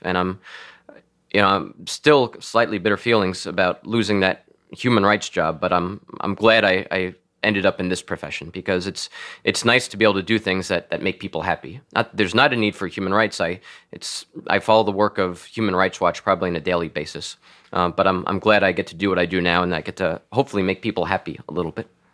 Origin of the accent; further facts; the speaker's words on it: Floral Park, New York, United States; also born or lived in Washington, D.C. / Manhattan / Long Beach; Floral Park, where I grew up, is a, you know, Roman Catholic stronghold